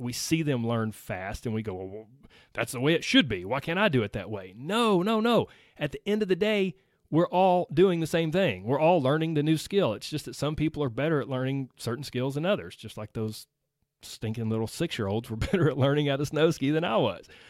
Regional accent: Georgia, United States; I was raised in Georgia. I still live in Georgia.

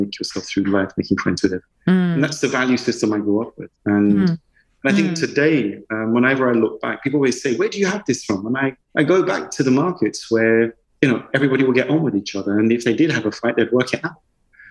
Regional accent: London, United Kingdom; I grew up in the East End in E10, E11, E9.

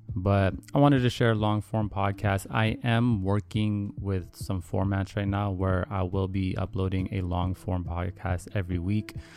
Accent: Vancouver, British Columbia, Canada; growing up in Vancouver

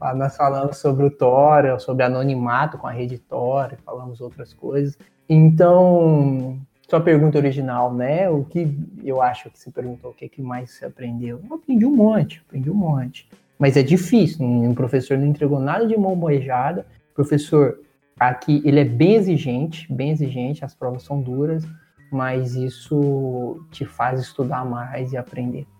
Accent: Uberlândia, Minas Gerais, Brazil; moved away as an adult; also born or lived in Portugal; como eu tinha lá na minha cidade, de Uberlândia

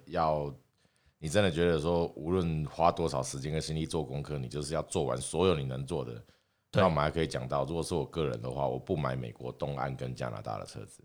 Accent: Taiwan

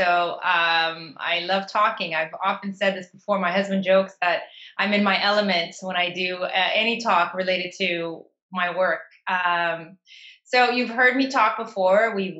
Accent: Toronto, Ontario, Canada; And to my luck, I was living in Toronto at the time. I was raised in Toronto.

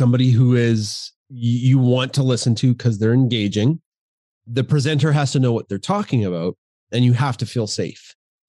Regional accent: Canada; We're very Canadian. We are proud Canadians.

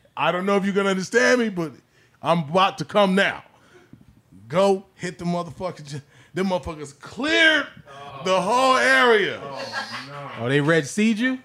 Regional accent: Southern California, United States; coming from Southern California

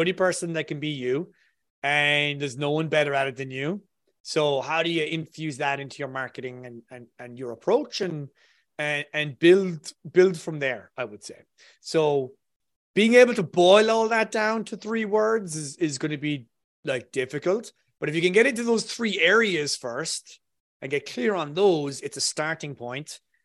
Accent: Ireland

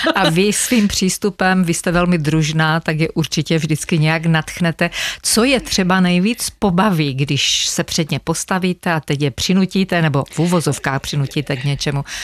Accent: Otrokovice, Zlín Region, Czechia; pocházíme ze stejného města, z Otrokovic

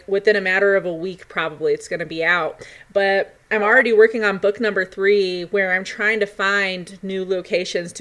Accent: Colorado, United States; my home state, Colorado

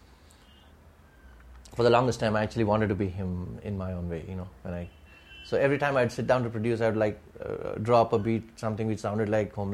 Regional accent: Thanjavur, Tamil Nadu, India; now in Mumbai, India; we are both Tambrams from Thanjavur, you know, Tamilian Brahmins from Thanjavur

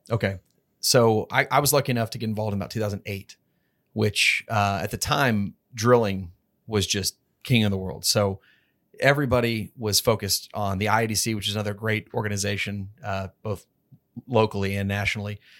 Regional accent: Texas, United States; I'm from Texas

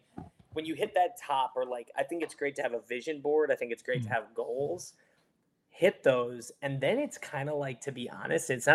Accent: Michigan, United States; moved away; I'm from Michigan originally

